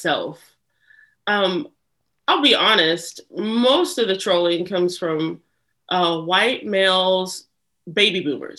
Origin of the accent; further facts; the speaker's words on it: Lawrence, Kansas, United States; born there; Yeah, so I was born in Lawrence, Kansas